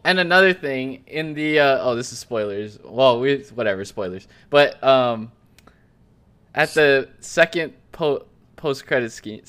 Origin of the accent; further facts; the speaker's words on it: Maui, Hawaii, United States; we're from Maui.